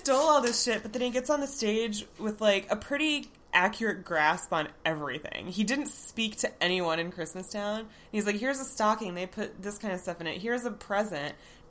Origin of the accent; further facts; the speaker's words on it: Florida, United States; I grew up in Florida.